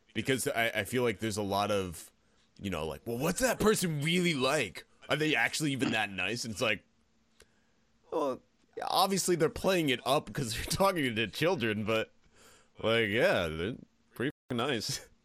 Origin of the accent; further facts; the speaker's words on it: Pennsylvania, United States; moved away as an adult; now in New York, United States; I grew up in Pennsylvania